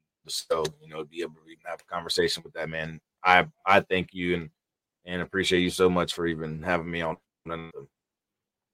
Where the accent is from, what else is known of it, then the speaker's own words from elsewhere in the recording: Paterson, New Jersey, United States; But I'm actually from New Jersey. I'm actually from Patterson, New Jersey.